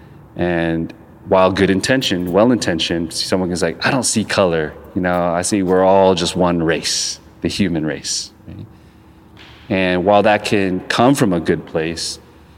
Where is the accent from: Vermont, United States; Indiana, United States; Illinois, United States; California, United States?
California, United States; Long Beach; I'm from Long Beach